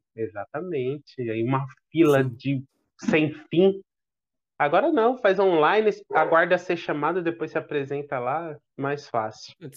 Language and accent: Portuguese; São Paulo, Brazil; Nasci no Hospital São Paulo, me acompanhei minha saúde até depois de adolescente no Hospital São Paulo